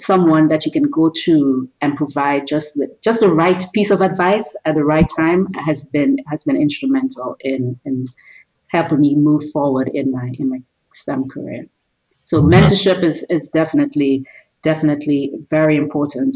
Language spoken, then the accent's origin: English; Trinidad & Tobago; now in United States; I grew up in Trinidad and Tobago in the Caribbean.